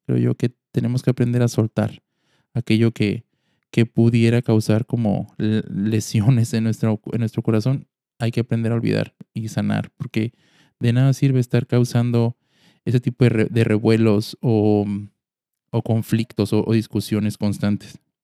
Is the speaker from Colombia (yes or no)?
no; Mexico; Como mexicanos